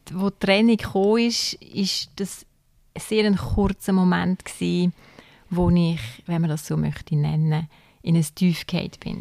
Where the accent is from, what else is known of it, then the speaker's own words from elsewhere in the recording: Zürcher Weinland, Zurich, Switzerland; moved away as an adult; now in Aargau, Switzerland; ich komme aus dem Zürcher Wieland ursprünglich und bin eigentlich ins Aargau gezogen wegen ihm